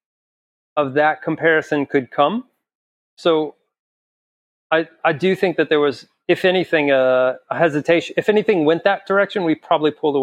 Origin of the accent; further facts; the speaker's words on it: El Paso, Texas, United States; we're just from El Paso